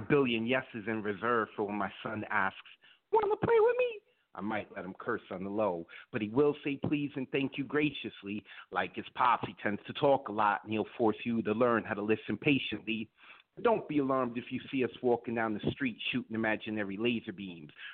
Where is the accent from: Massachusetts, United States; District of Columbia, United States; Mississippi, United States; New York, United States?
New York, United States; New York City; I'm from the Bronx. I'm a Puerto Rican who's uh, born and raised in New York